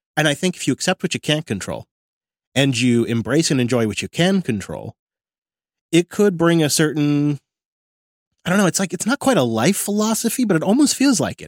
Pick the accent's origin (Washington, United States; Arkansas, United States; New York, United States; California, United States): Washington, United States; Mount Vernon; my hometown of Mount Vernon